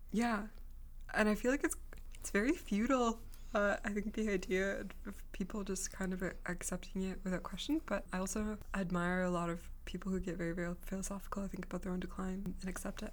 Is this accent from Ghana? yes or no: no; Russia; I was born in Russia